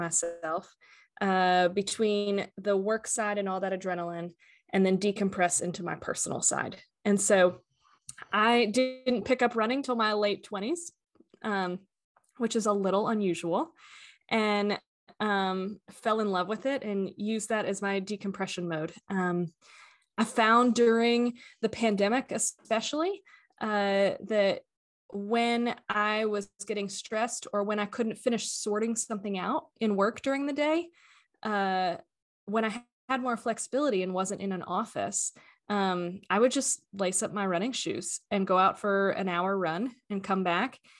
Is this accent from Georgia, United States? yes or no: yes; Atlanta, Georgia, United States; I am currently located in Atlanta, Georgia, um, grew up most of my life here